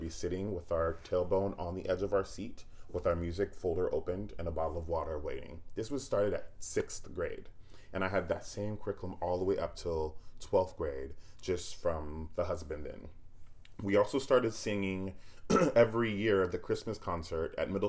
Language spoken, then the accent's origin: English; Niceville, Florida, United States; moved away as an adult; also born or lived in Oakland, California; I left there when I was 5, moved to Niceville, Florida. And that's really where I call home. When people ask me where I'm from, I say Niceville because I spent from the age of 5 all the way up till college in Niceville.